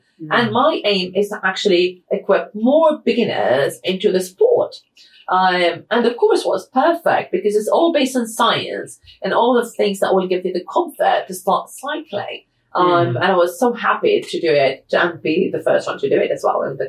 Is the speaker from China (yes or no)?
no; Manchester, North West England, United Kingdom; born there; I was born in Manchester, so it's fine.